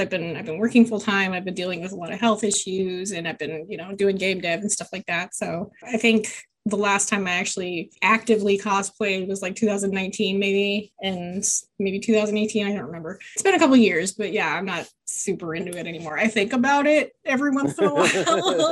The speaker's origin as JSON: {"language": "English", "town": "Fort Worth", "region": "Texas", "country": "United States", "lives_now": "Dallas, United States", "said": "I'm originally from Fort Worth. I've kind of been all over Texas, but currently living in North Dallas"}